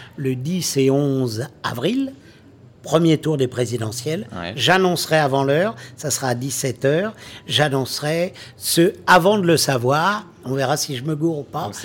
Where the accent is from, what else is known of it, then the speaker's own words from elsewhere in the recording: Maisons-Alfort, Île-de-France, France; je viens de la banlieue, de Maison-Alfort